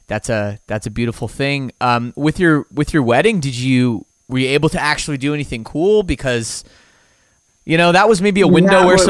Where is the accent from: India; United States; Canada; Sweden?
Canada; I'm from Canada